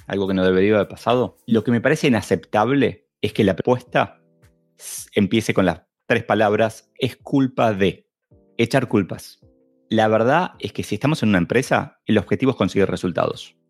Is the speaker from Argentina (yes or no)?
yes; Argentina; como buen argentino